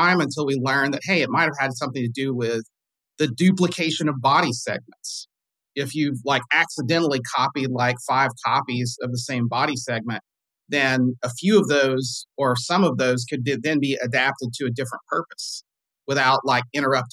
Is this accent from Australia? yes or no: no; the South, United States; I grew up in the South in the Baptist church.